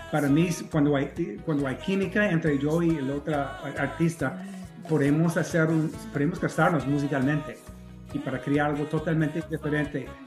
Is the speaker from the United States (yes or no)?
yes; United States; yo soy gringo irlandés con esa pasión por la música latina y yo recuerdo